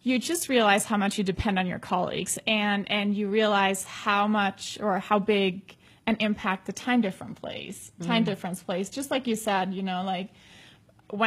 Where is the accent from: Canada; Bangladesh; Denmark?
Denmark; I'm from Denmark.